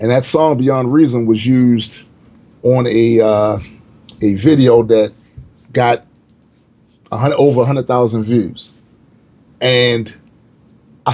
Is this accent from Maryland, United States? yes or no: yes; Baltimore, Maryland, United States; I'm from Baltimore, man. Like, you don't get that kind of love usually from your hometown